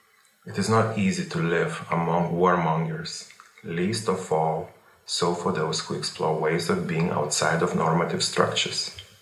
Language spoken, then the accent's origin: English; Lithuania; I was born and formed in Lithuania when it was part of the Soviet Union. I have lived through the Soviet Union's dissolution in 1989, and I have witnessed and enjoyed my country's development ever since.